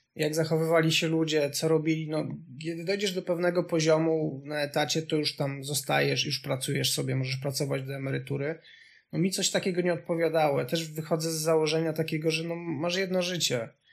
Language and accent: Polish; Subcarpathian Voivodeship, Poland; moved away as an adult; also born or lived in Kraków; ja pochodzę z bardzo małej miejscowości z Podkarpacia